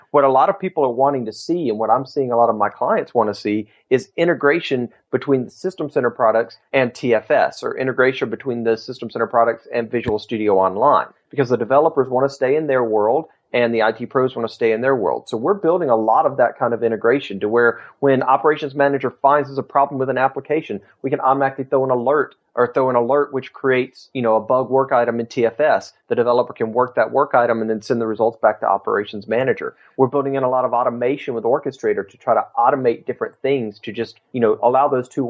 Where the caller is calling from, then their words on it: Tupelo, Mississippi, United States; Tupelo, Mississippi.